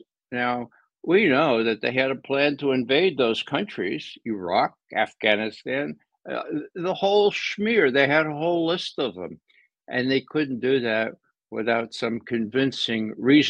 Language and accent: English; New York, United States; I'm from New York.